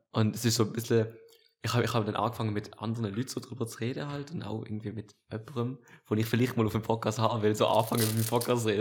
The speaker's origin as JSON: {"language": "German", "country": "Germany", "said": "ich bin auch Deutscher"}